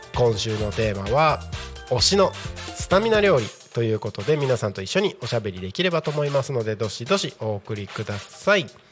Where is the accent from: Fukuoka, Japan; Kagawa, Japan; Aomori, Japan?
Aomori, Japan; Takko; moved away; 僕はですね地元が青森県の田子町